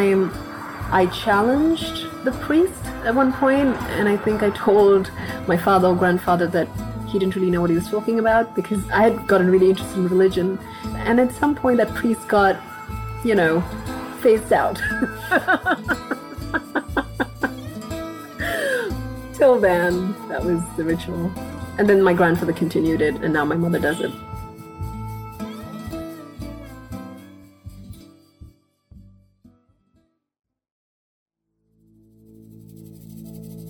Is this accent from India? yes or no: yes; Chennai, Tamil Nadu, India; I was born in Chennai